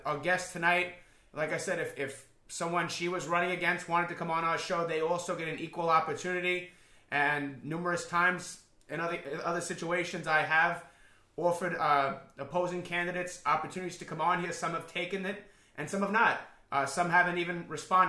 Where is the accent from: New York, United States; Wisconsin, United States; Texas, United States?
New York, United States; New York City; I grew up in Queens and one of the other five boroughs of New York City